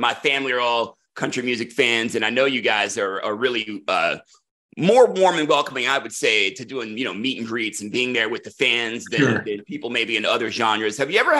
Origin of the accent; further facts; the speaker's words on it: Raleigh, North Carolina, United States; He's actually from my hometown of Raleigh.